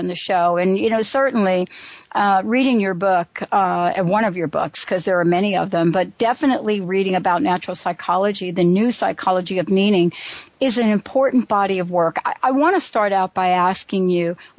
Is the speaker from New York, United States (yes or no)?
yes; New York, United States; I grew up on Huntington. Well, after we moved, you know, from under the L, I moved to the by Throgs Neck